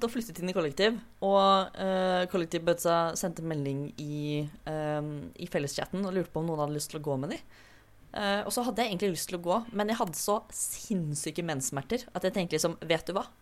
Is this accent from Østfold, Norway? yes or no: yes; Fredrikstad, Østfold, Norway; Jeg er 25. Jeg er fra Fredrikstad. Jeg er skeiv og kjønnsskeiv.